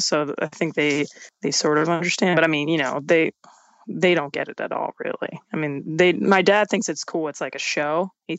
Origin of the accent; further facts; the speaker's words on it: Pittsburgh, Pennsylvania, United States; In the city, yeah. I actually just moved out of my house like about a couple of days ago for the first time, really.